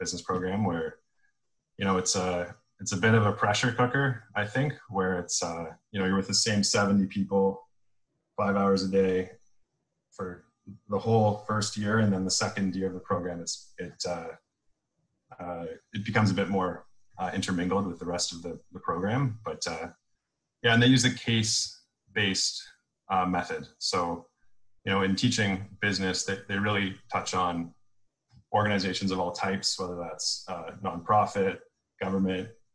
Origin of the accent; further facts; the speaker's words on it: Toronto, Ontario, Canada; I grew up in Toronto